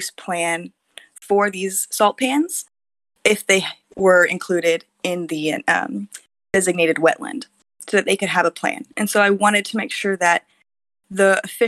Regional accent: Texas, United States; moved away as an adult; now in Taiwan; in my home state of Texas

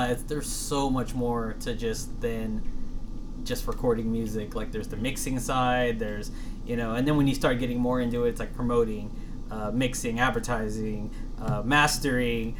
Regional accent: Texas, United States; I'm 100% Texan.

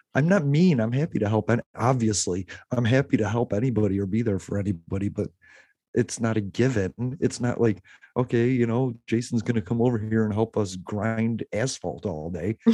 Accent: Illinois, United States

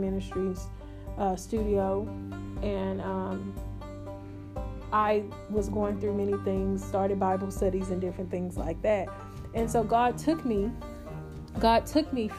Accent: Houston, Texas, United States; also born or lived in Magnolia, Texas; I came back to my hometown, which is Homestead, you know, Rosewood over there

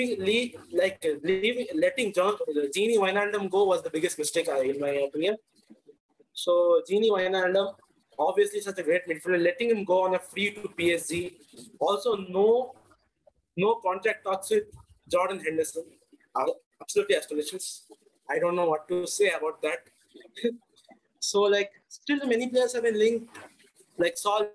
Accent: Kolkata, West Bengal, India; now in Chennai, India; I'm from Kolkata, but I currently reside in Chennai.

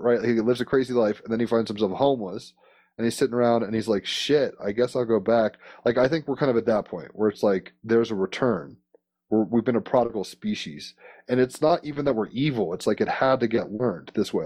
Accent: United States; as an American

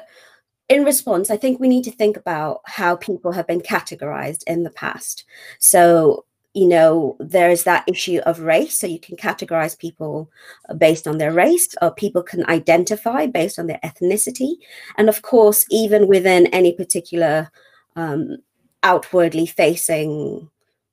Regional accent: Kenya; also born or lived in Manchester / London; now in United Kingdom; I'm from Kenya, was born in Kenya

